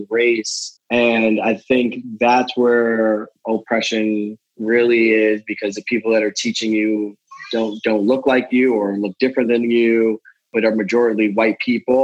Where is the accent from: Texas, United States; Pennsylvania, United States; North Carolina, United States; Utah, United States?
Pennsylvania, United States; the Poconos; I grew up in the Poconos